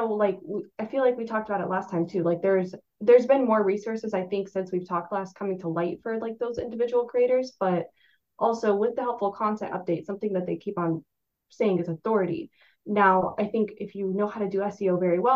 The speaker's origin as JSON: {"language": "English", "region": "Florida", "country": "United States", "tie": "born or raised there", "also_born_or_lived": "New York", "moved": "yes", "lives_now": "Washington, D.C., United States", "said": "I grew up in Florida. So when I moved to New York"}